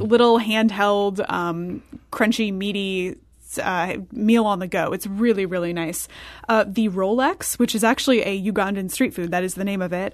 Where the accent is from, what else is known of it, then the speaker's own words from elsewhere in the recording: Belleville, Illinois, United States; I'm from Belleville originally